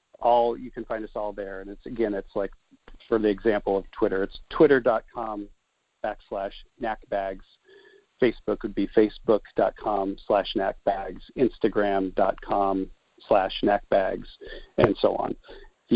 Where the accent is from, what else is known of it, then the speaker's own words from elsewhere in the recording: Nebraska, United States; moved away as an adult; also born or lived in Denver; I'm actually a Midwestern guy. I grew up in Nebraska.